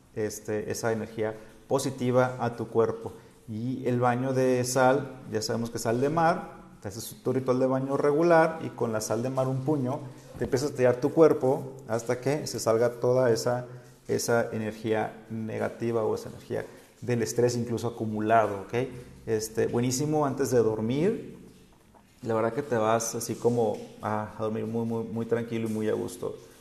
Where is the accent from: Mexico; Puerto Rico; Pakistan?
Mexico; Sinaloa; now in Oaxaca, Mexico; yo como soy de Sinaloa no estoy acostumbrado a los temblores